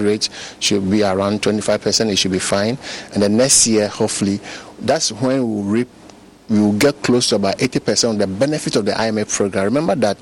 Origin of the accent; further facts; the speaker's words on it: Ghana; I'm a Ghanaian.